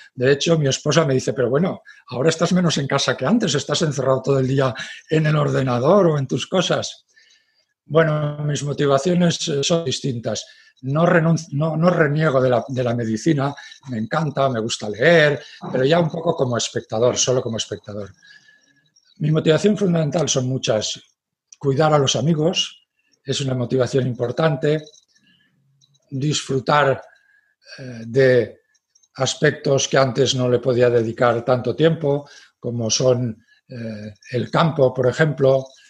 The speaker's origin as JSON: {"language": "Spanish", "town": "Graus", "region": "Aragon", "country": "Spain", "said": "la zona de Graus, donde, eh, que es mi pueblo de referencia"}